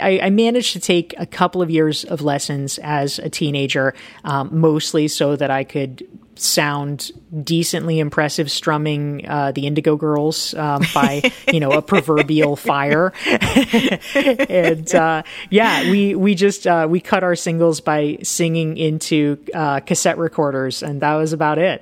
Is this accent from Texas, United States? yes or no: no; Pinehurst, North Carolina, United States; I really hated my hometown